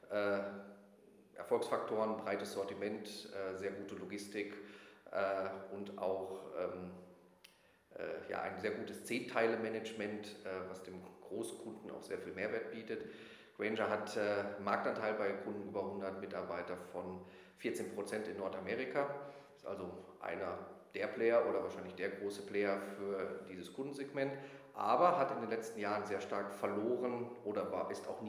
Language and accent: German; North Rhine-Westphalia, Germany; Äh, ich komme aus Ostwestfalen